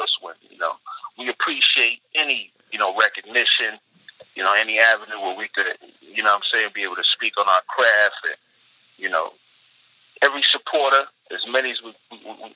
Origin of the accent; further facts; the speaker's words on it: New York City, New York, United States; I'm a New Yorker, native New Yorker, so I grew up in the 80s and the 90s